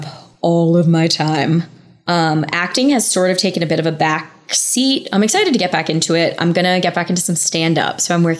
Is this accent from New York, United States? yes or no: yes; New York, United States; moved away as an adult; now in Los Angeles, United States; I'm a New Yorker, born and raised, and I only just moved to LA like a year and a half to 2 years ago almost. It'll be 2 years in the winter.